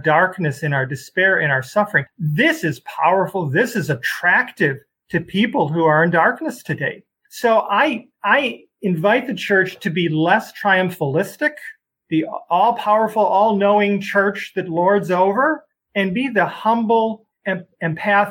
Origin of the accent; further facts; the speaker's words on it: Chicago, Illinois, United States; now in Des Moines, United States; I come from Chicago.